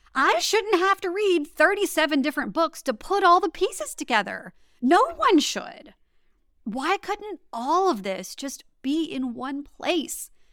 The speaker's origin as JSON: {"language": "English", "region": "Louisiana", "country": "United States", "tie": "born or raised there", "also_born_or_lived": "Washington, District of Columbia, United States", "said": "I'm from Louisiana, born and raised"}